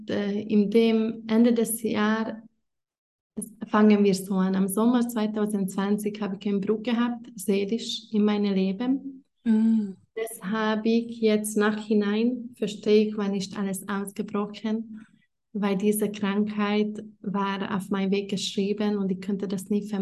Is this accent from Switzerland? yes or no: no; Hungary; moved away as an adult; now in Italy; ich war 19 oder 20 und ich komme ursprünglich aus Ungarn